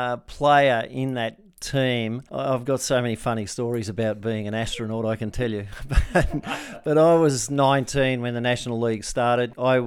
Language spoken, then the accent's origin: English; Castle Hill, New South Wales, Australia; Yeah, so six kids, Castle Hill area.